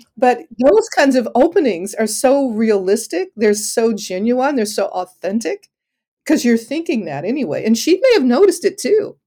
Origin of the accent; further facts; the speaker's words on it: Detroit, Michigan, United States; I grew up in Detroit